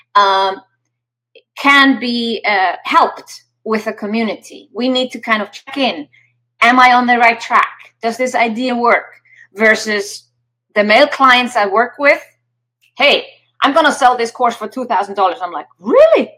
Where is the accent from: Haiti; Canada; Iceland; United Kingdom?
Iceland; I come from Iceland